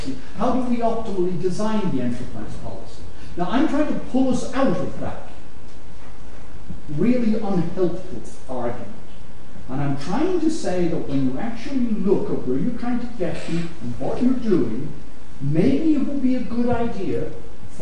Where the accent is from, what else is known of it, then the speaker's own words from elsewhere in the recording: Ireland; I'm Irish